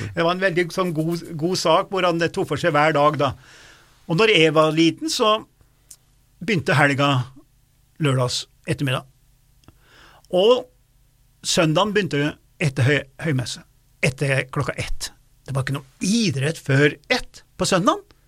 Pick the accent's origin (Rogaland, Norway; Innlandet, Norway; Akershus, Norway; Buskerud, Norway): Innlandet, Norway; Dombås; moved away; der jeg vokste opp, på Dombås